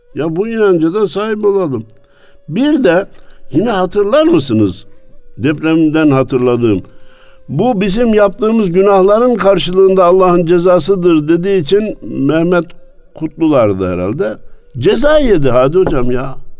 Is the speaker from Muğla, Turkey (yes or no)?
no; Kayseri Province, Turkey; memleketim olan Kayseri'den